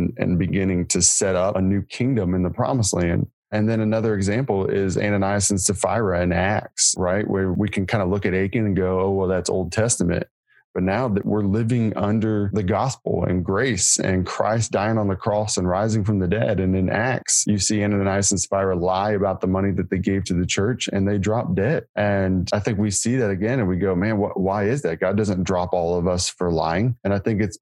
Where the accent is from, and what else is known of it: United States